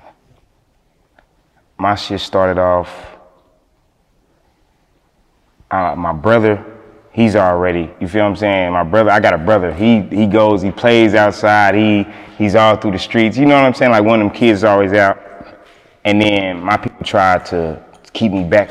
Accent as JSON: {"language": "English", "town": "Kansas City", "region": "Kansas", "country": "United States", "said": "I'm from the Kansas side."}